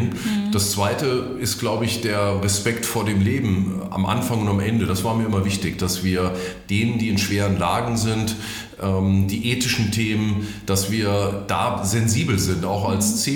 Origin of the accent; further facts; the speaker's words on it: Fulda, Hesse, Germany; Also ich bin Hesse, ich bin aus Leidenschaft Fulderer, ich bin Lokalpatriot.